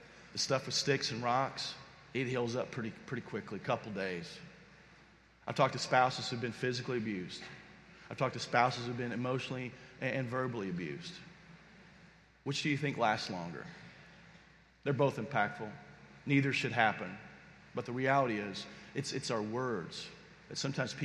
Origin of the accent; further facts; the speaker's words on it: Kentucky, United States; I'm from Kentucky, and there's like horse farms everywhere in Lexington